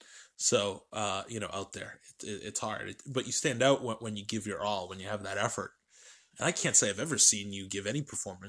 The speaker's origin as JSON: {"language": "English", "region": "New Hampshire", "country": "United States", "said": "I'm a kid from New Hampshire."}